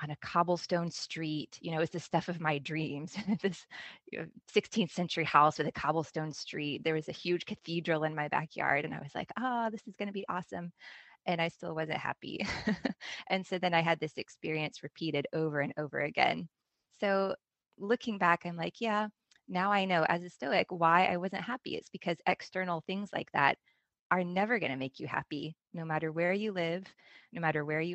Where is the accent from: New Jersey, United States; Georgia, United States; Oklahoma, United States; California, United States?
Georgia, United States; Atlanta; moved away; I am originally from Atlanta, Georgia, and I grew up with two sisters and a brother